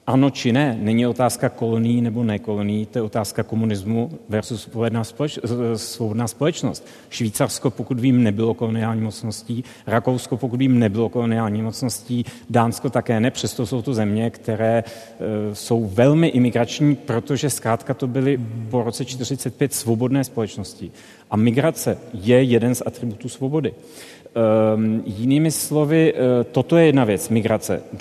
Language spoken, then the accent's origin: Czech; Czechia; pro mě ne, protože jsem byl Čech v roce 92, který viděl poprvé Černocha profesora matematiky